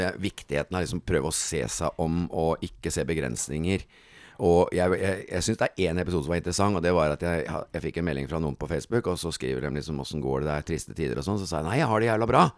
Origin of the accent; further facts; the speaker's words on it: Kristiansand, Agder, Norway; Kristiansand er hjembyen min